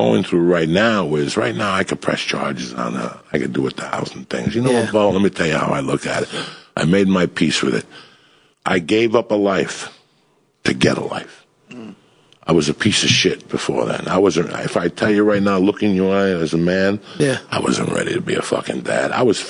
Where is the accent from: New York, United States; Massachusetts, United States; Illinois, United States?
New York, United States; because I'm a New Yorker